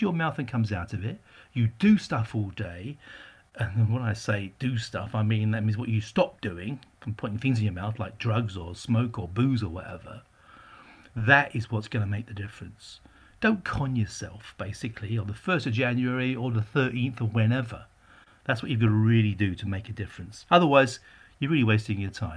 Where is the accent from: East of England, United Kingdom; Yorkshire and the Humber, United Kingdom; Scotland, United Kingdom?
East of England, United Kingdom; Essex; also born or lived in Barking / Whitechapel, London; I was raised in out in Essex in the 60s